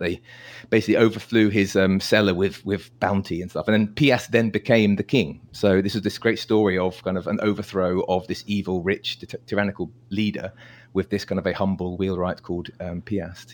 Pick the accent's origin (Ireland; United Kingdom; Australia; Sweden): United Kingdom; I'm British